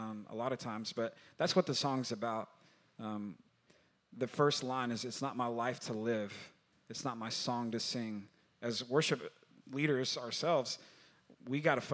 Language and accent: English; Texas, United States; I'm from Texas